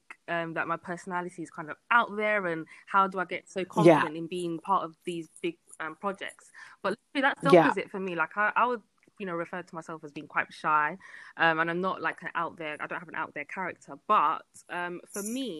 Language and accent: English; London, United Kingdom; born and bred in London